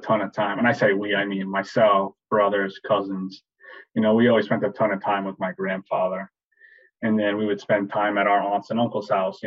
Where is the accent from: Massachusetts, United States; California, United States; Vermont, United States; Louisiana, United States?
Massachusetts, United States; Swansea; Born and raised in Swansea, Mass.